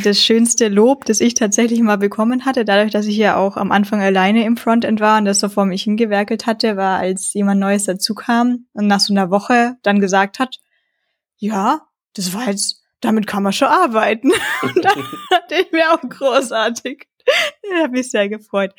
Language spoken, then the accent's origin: German; Franconia, Bavaria, Germany; als Franke